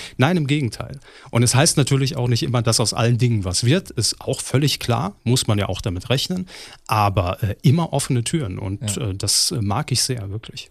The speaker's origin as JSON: {"language": "German", "region": "Saarland", "country": "Germany", "tie": "born or raised there", "moved": "yes", "said": "Saarland, in meiner Heimat"}